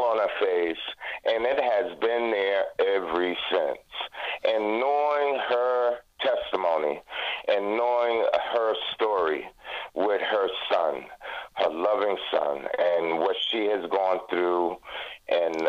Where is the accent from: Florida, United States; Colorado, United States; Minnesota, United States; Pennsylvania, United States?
Florida, United States; Jacksonville; moved away; I'm 65 years old, and actually just relocated back to Florida, which is my hometown. And interesting enough, when I came back home to Jacksonville, Florida